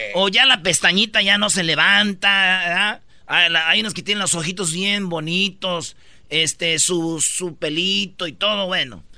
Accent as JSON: {"language": "Spanish", "region": "Michoacán", "country": "Mexico", "said": "soy michoacano"}